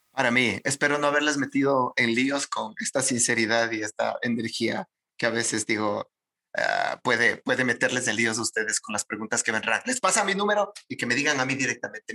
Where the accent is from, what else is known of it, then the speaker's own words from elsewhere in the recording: Ecuadorian Sierra, Ecuador; yo soy serrano